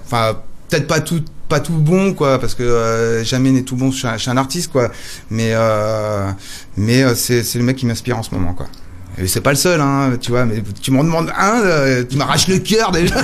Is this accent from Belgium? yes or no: no; Nantes, Pays de la Loire, France; je viens de Nantes